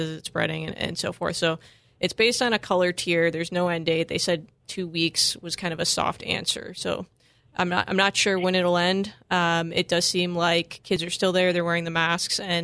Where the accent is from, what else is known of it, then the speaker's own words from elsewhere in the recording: Wisconsin, United States; I grew up in Wisconsin